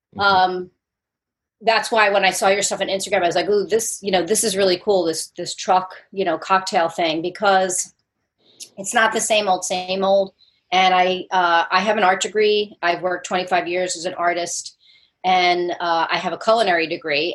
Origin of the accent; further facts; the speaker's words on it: New Jersey, United States; moved away as an adult; also born or lived in Brooklyn, New York; now in Charleston, United States; I grew up as a Jersey girl